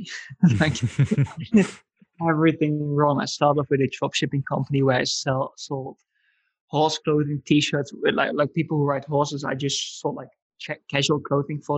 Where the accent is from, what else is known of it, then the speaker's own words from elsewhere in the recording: Netherlands; moved away as an adult; also born or lived in Italy / Budapest; I come from the Netherlands